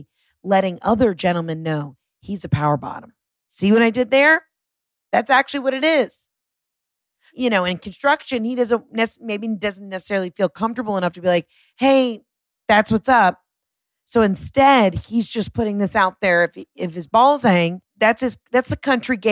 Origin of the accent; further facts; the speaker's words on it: Atlanta, Georgia, United States; I'm from Atlanta.